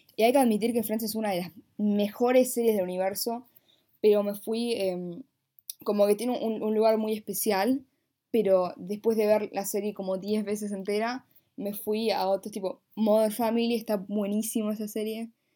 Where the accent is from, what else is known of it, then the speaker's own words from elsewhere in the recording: Buenos Aires, Argentina; Nací en una cama en un hospital en la ciudad autónoma de Buenos Aires, en Argentina